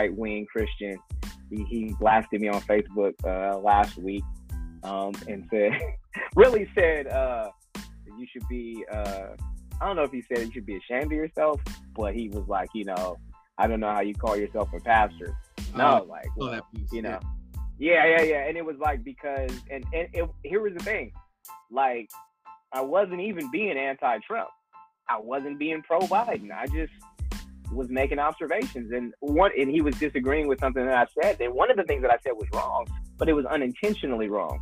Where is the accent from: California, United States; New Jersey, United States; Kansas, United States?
California, United States; Vallejo; I'm from Vallejo, California